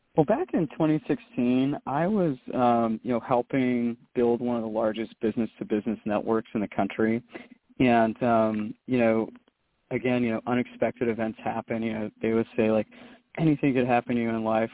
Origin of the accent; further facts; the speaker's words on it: Jacksonville, Florida, United States; moved away as an adult; also born or lived in Maryland / Charlotte, North Carolina; now in Los Angeles, United States; I was born in Maryland, and uh, and then we moved south to uh, Jacksonville, Florida, uh, you know in the early '80s and '86 um, and that's really where I grew up.